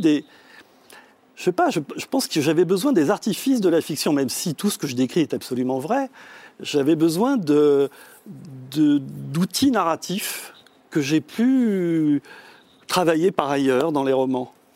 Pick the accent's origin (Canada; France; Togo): France; first language French; moi je suis né en France, donc euh, je suis le seul de, ma fratrie à être né en France, ce qui fait que la, langue française m'a été donnée à la mmh. naissance.